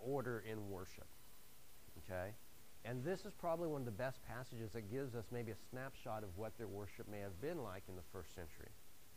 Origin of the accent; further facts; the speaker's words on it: the Northwest, Pacific Northwest, United States; moved away; I'm from the Northwest, and it's beautiful up there